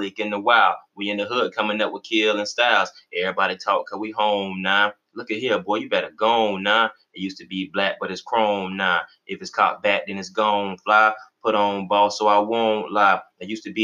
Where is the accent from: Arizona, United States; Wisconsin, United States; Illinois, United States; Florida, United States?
Florida, United States; West Palm Beach; now in Tallahassee, United States; I'm from West Palm Beach. Shout out to 561, you know, That's where my parents stay and everything